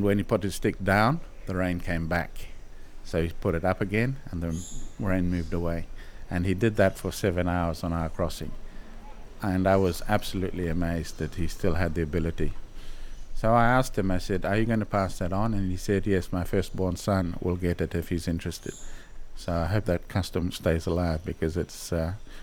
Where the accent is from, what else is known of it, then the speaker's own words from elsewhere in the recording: Solomon Islands; I grew up in the Solomons.